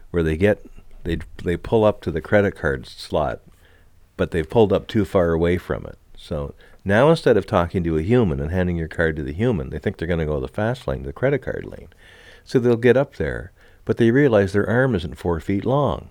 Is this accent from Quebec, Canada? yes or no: yes; Montreal, Quebec, Canada; moved away; also born or lived in Miramichi, New Brunswick; Growing up in Montreal, when I was just a little fella